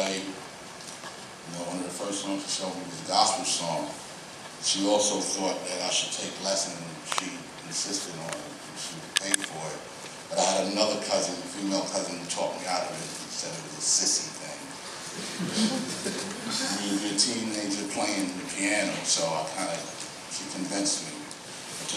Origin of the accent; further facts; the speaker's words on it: New York City, New York, United States; also born or lived in Brooklyn / Bronx / Queens / Staten Island; I hail from Staten Island. We call that Shaolin Wu-Tang. But some of y'all may not know I'm a Brooklynite. You know, born in Brooklyn. But by the time I moved to Staten Island or Shaolin at the age of 10, I had already lived in the Bronx, Crown Heights, Jamaica, Queens, Bushwick